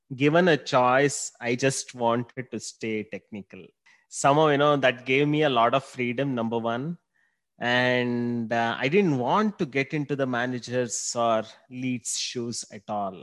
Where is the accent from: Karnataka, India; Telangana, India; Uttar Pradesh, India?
Karnataka, India; Bangalore; also born or lived in Singapore; Been born and brought up in Bangalore